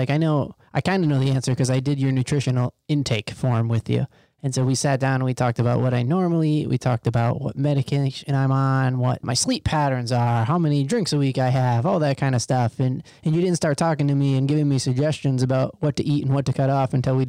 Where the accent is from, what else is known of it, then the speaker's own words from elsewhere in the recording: Midwest, United States; So I grew up in the Midwest